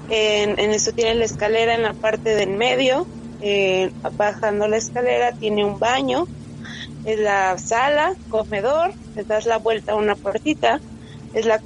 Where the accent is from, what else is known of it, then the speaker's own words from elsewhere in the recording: Medellín, Antioquia, Colombia; now in Mexico; esto fue por el 2010, cuando yo llegué a vivir a México de Medellín, Colombia.